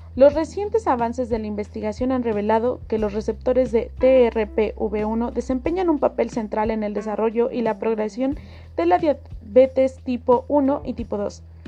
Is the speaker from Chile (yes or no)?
no; Mexico; para nosotros como mexicanos